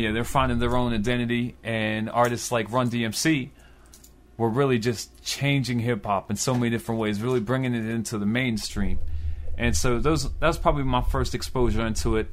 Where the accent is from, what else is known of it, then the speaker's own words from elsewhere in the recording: Baltimore, Maryland, United States; I was born in Baltimore, Maryland, in Southwest Baltimore